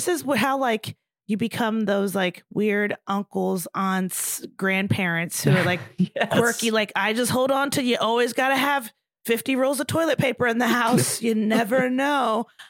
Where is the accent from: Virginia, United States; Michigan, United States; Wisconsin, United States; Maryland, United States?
Maryland, United States; Baltimore; I'm from there